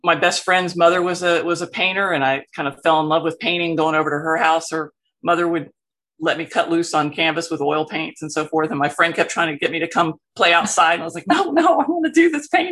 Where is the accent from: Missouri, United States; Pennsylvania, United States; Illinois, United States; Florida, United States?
Florida, United States; Miami; also born or lived in Port Arthur, Texas; now in Gainesville, United States; I was born in Miami, one of the there's not very many native Miamians running around, but I'm glad to be one of them. Grew up a couple miles from this wonderful little beach called Matheson Hammock.